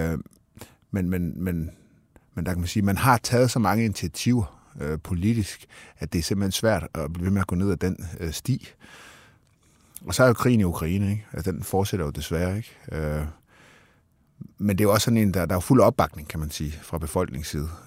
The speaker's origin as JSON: {"language": "Danish", "country": "Denmark", "said": "sådan er vi danskere"}